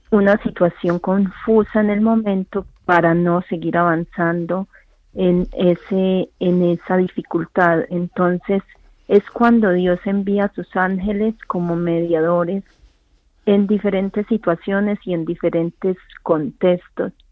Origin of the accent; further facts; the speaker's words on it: Colombia; porque como colombiana me siento bendecida de escuchar la palabra que construye.